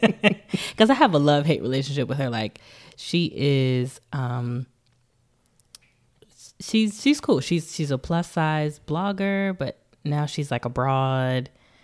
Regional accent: Metairie, Louisiana, United States; I was born in Metairie, Louisiana.

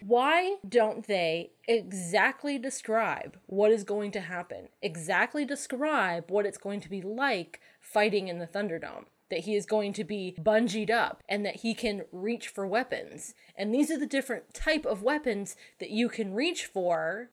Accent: Connecticut, United States; moved away; also born or lived in New Hampshire; I grew up calling them rotaries in Connecticut.

